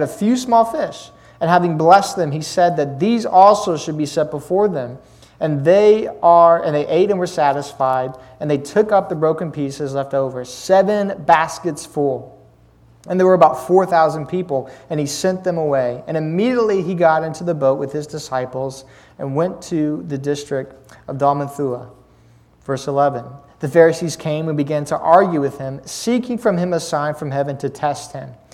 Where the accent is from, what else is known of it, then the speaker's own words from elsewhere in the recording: Lynchburg, Virginia, United States; I'm from Lynchburg, Virginia